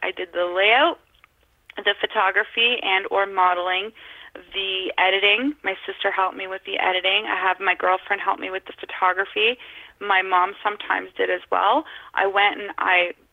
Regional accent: Northern Ontario, Canada; I was born and raised in Northern Ontario.

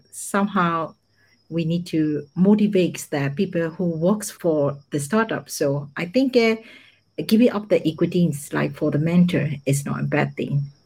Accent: Myanmar; moved away as an adult; also born or lived in Mumbai, India / United States; now in Japan; I was born and raised in Myanmar

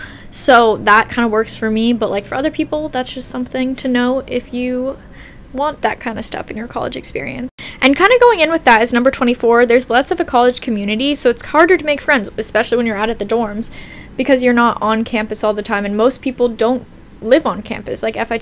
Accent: Portland, Oregon, United States; moved away as an adult; now in New York City, United States; I'm from Portland, Oregon, which is still, like, a bigger city, but definitely not as big as New York.

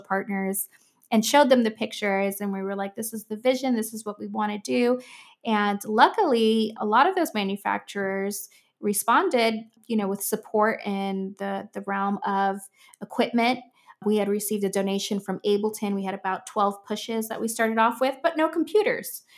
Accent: Miami, Florida, United States; I'm from Miami

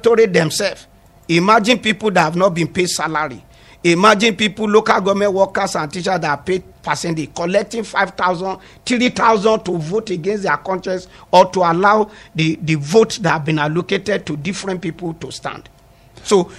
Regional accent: Ogori/Magongo, Kogi, Nigeria; I'm from Oguri Magongo local government

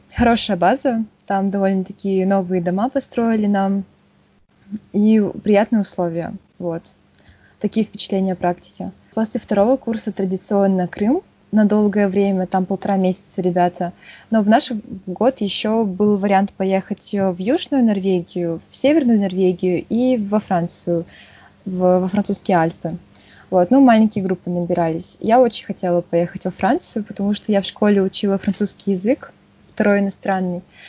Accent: Yakutsk, Sakha Republic, Russia; Я из Якутска, столица Республики Саха. Там родилась, всю жизнь прожила

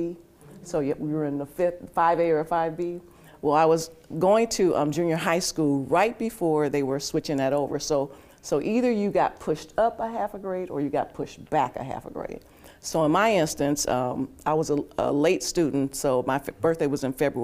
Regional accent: Milwaukee, Wisconsin, United States; born or raised there; also born or lived in Spartanburg, South Carolina

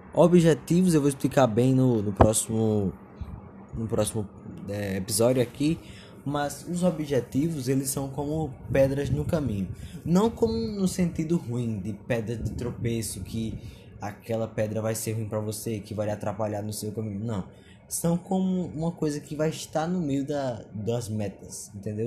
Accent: Pernambuco, Brazil; sou de Pernambuco

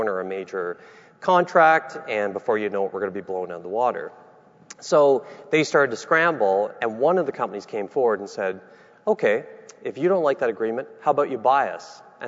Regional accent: Nunatsiavut, Newfoundland and Labrador, Canada; I'm from Nunatsiavut, which is in Labrador.

